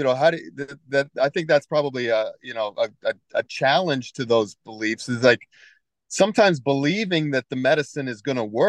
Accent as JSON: {"language": "English", "country": "United States", "also_born_or_lived": "Japan", "said": "I'm from America"}